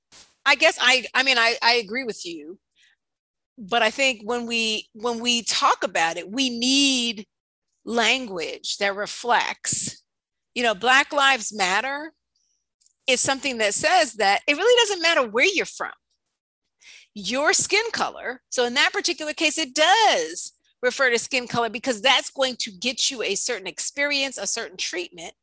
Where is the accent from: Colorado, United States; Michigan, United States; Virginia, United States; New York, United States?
New York, United States; New York City; I'm from Harlem